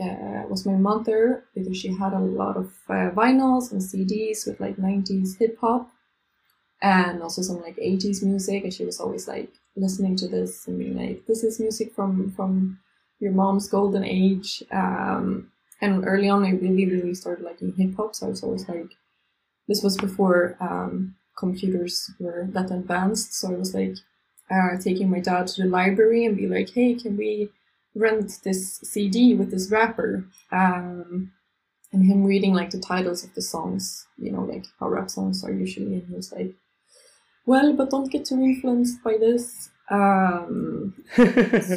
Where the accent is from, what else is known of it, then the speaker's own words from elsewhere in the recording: Stockholm, Stockholm County, Sweden; moved away as an adult; now in Barcelona, Spain; I'm originally from Sweden, from Stockholm.